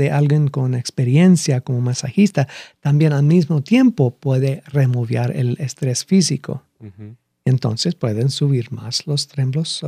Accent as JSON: {"language": "Spanish", "region": "Lima", "country": "Peru", "tie": "born or raised there", "said": "Bueno, crecí en Lima. crecí siete años en Lima."}